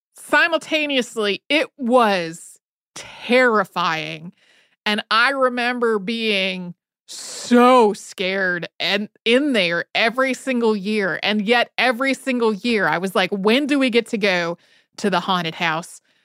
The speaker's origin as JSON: {"language": "English", "town": "Winston-Salem", "region": "North Carolina", "country": "United States", "tie": "born or raised there", "said": "when I was a kid, I grew up outside of Winston-Salem, North Carolina"}